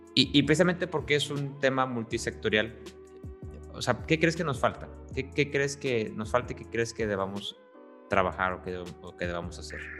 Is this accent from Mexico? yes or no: yes; Tampico, Tamaulipas, Mexico; yo soy de Tampico, entonces también ahí somos costa.